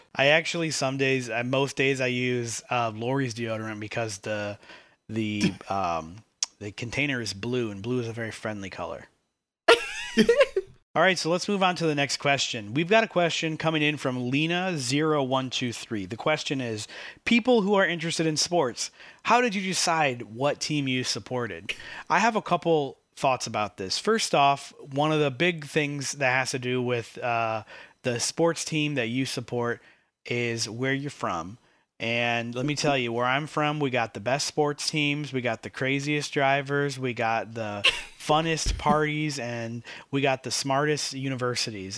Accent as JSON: {"language": "English", "region": "Michigan", "country": "United States", "moved": "yes", "said": "I was originally from Michigan"}